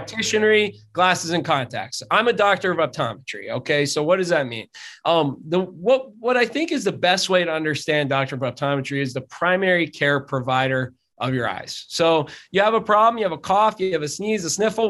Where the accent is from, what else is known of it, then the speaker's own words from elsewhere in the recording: Drums, Pennsylvania, United States; also born or lived in Hazleton, Pennsylvania; I grew up in drums